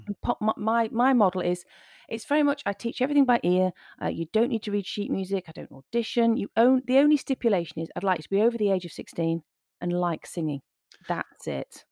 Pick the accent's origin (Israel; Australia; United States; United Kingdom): United Kingdom; Nottingham, East Midlands; I was born in Nottingham, uh, I grew up here